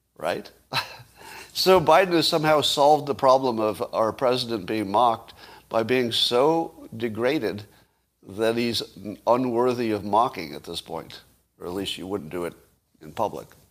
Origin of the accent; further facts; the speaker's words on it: United States; as an American